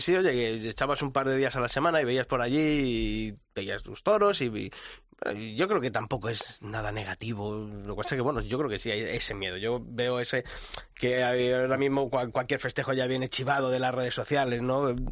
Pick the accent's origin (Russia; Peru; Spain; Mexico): Spain; Ávila, Castile and León; los que somos de Ávila